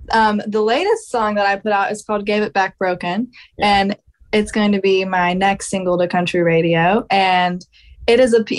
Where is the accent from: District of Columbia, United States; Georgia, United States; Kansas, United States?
Georgia, United States; but yes, I'm another one from Georgia.